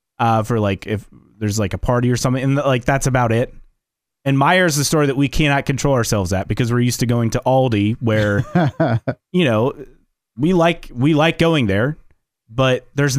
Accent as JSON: {"language": "English", "region": "Indiana", "country": "United States", "said": "I mean, I am too, but I'm saying if I wasn't"}